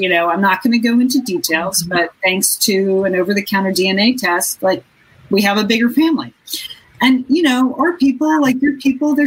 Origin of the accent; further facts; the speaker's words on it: Southport, Connecticut, United States; now in Pasadena, United States; I grew up in Southport, Connecticut.